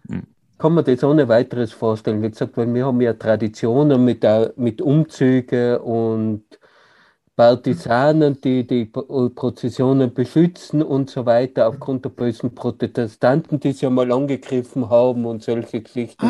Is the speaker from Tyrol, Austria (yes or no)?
yes; Tyrol, Austria; bei uns in Tirol